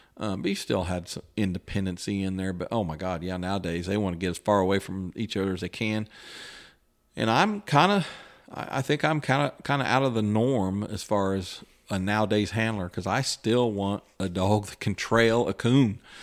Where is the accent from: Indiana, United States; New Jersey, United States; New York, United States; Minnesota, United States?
Indiana, United States; West Lafayette; I was from West Lafayette